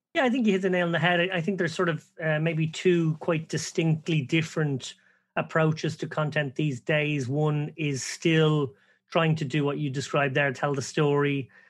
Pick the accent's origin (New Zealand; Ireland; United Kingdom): Ireland; we're all Irish lads